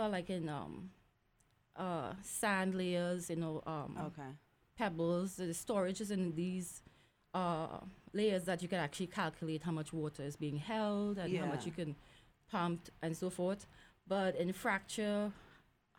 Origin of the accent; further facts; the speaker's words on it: Trinidad & Tobago; moved away as an adult; also born or lived in New York; my home country, particularly the smaller island, Tobago.